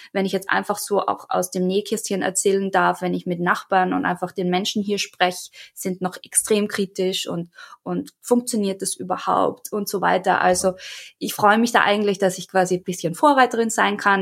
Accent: Austria; moved away as an adult; now in United States; ich bin ja ursprünglich aus Österreich und lebe jetzt seit drei Jahren in Amerika

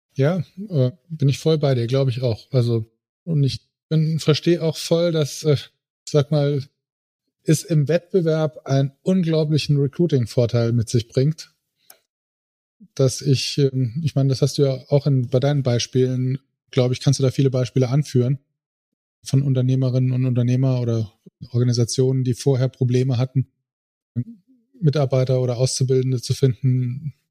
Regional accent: Saarland, Germany; ich komme aus dem Saarland, ja, dem schönsten Bundesland der Welt

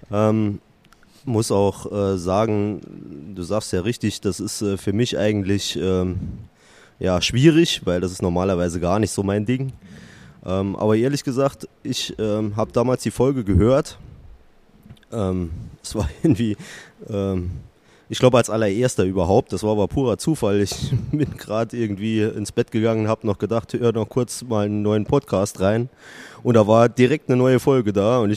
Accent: Saarland, Germany; moved away as an adult; now in Bielefeld, Germany; Ich komme gebürtig aus dem Saarland. Man möge es mir verzeihen. Man wird es hören an der einen oder anderen Stelle. Und ähm, bin vor fünfeinhalb Jahren beruflich nach Bielefeld gekommen

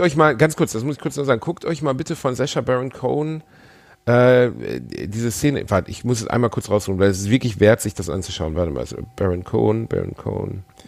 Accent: Gelsenkirchen, North Rhine-Westphalia, Germany; ich bin in Schalke geboren

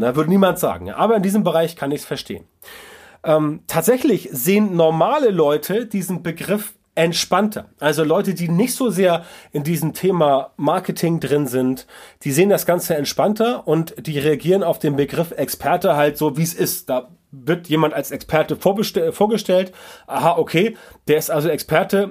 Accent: Northern Germany, Germany; bei uns im Norden

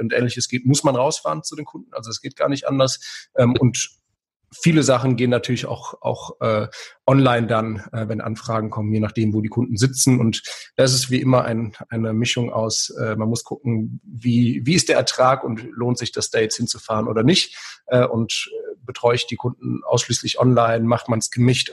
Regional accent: Aachen, North Rhine-Westphalia, Germany; moved away as an adult; now in Lower Rhine, Germany; ich komme ja aus Aachen ursprünglich

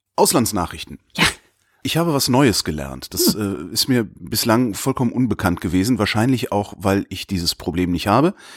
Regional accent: Cologne, North Rhine-Westphalia, Germany; in meiner Heimatstadt Köln

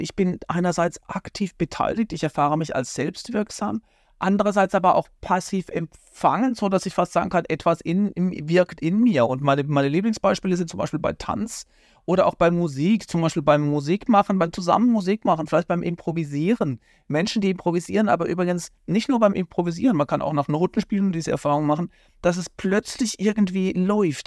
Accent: Baden-Württemberg, Germany; weil in Baden-Württemberg, wo ich herkomme

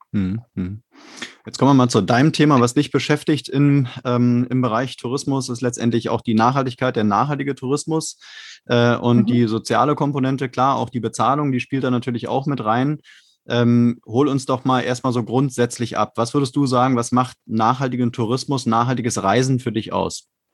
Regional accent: Berlin, Germany; Ich komme auch aus Berlin, auch aus dem, aus dem Westteil von Berlin

